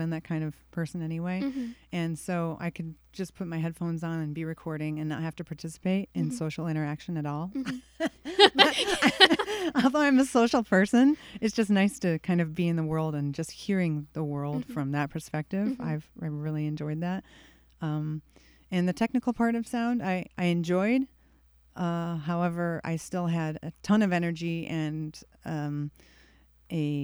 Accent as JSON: {"language": "English", "town": "Victor", "region": "New York", "country": "United States", "said": "I'm from Victor, New York"}